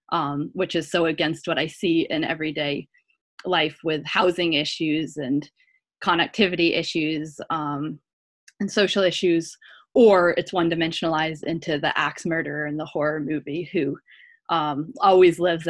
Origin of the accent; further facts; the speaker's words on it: Waterville, Vermont, United States; So I grew up in Waterville, Vermont, which is a town of about 700 people, and attended the local elementary school where we had 12 students in my elementary school class